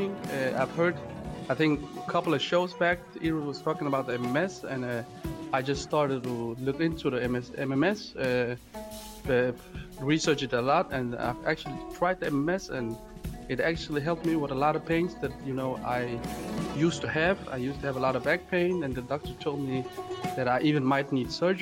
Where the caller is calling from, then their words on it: Denmark; I'm actually calling from Europe, from Denmark